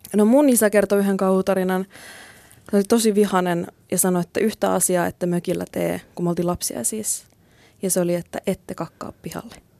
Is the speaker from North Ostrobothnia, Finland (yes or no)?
yes; Kuusamo, North Ostrobothnia, Finland; moved away; siellä Kuusamossa, mistä mä oon kotoisin.